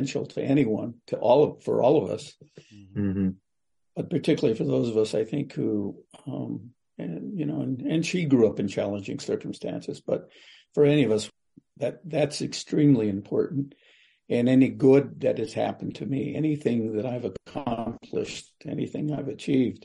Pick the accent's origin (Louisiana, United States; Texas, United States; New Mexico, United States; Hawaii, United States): New Mexico, United States; Kewa Pueblo; I'm from Kiwa Pueblo in New Mexico.